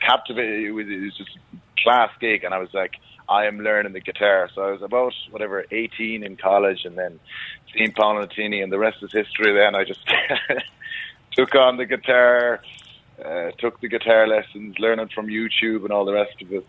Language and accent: English; Galway, Connacht, Ireland; moved away; born and raised in Galway